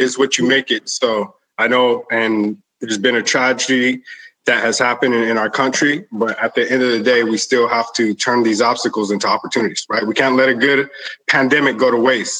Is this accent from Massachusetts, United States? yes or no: no; El Paso, Texas, United States; But in growing up in El Paso, I was a hustler, right?